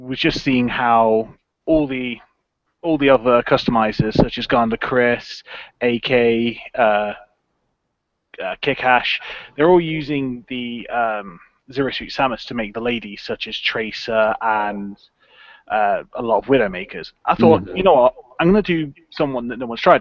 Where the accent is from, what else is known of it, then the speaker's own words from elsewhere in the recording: England, United Kingdom; I'm from England, as you can probably guess from my accent